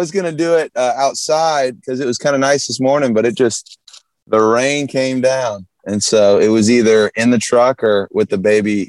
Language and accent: English; Jacksonville, Florida, United States; now in Nashville, United States; Yeah. Jacksonville, Northeast.